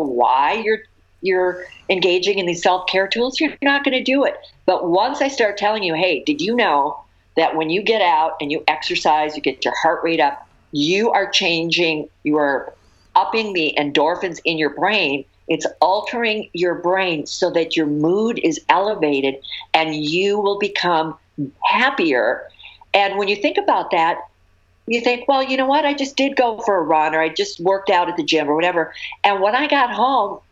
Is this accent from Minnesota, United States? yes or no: yes; Minnesota, United States; now in California, United States; I grew up in Minnesota where the weather's terrible.